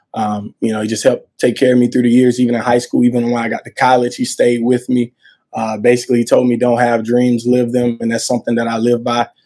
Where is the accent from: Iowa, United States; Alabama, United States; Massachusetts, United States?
Alabama, United States; Montgomery; I'm from the South. I'm actually from Montgomery, Alabama